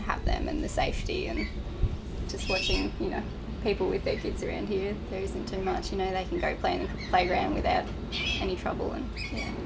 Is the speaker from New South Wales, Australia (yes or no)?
yes; New South Wales, Australia; moved away as an adult; just south of Coffs Harbour, a little town called Maxville